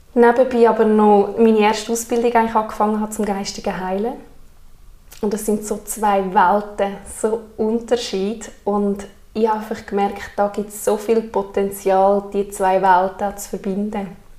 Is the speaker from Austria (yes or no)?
no; Alpnach, Obwalden, Switzerland; komme von Alpnach und bin 27